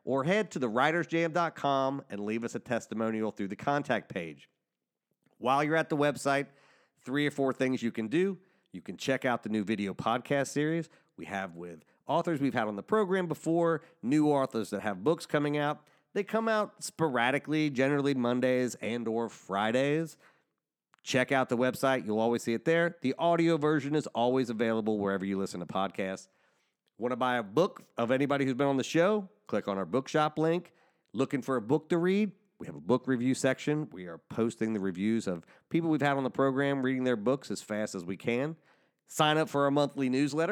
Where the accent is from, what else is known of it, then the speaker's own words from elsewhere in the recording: Cincinnati, Ohio, United States; now in Pittsburgh, United States; I am from Cincinnati.